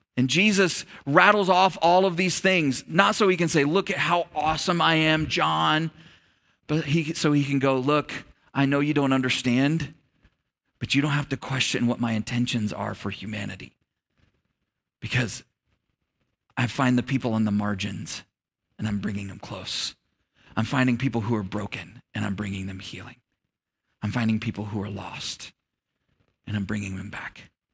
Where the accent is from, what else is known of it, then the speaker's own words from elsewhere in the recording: United States; I'm an American